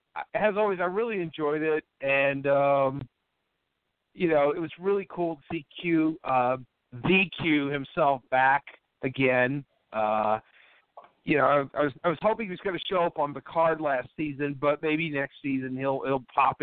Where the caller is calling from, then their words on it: Charlottesville, Virginia, United States; calling from Charlottesville, Virginia.